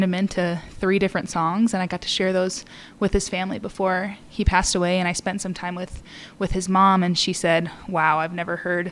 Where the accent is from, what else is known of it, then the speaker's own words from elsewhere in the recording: Rockford, Illinois, United States; moved away as an adult; also born or lived in Nashville, Tennessee; I'm originally from Rockford, Illinois